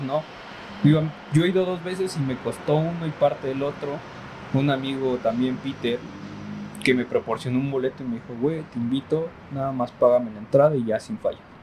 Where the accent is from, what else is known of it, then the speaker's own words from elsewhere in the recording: Mexico; somos mexicanos